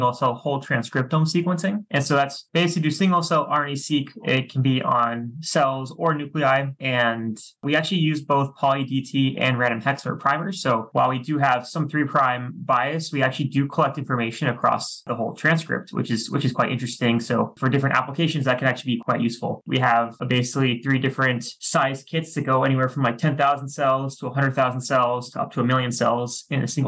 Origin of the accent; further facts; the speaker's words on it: Washington, District of Columbia, United States; moved away as an adult; now in Seattle, United States; I'm from the East Coast of the US originally, from the Washington, DC area.